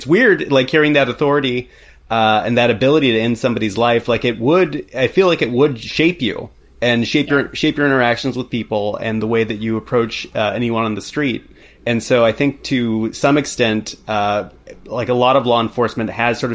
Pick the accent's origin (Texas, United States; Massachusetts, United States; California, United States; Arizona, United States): California, United States; Stockton; I'm from Stockton, California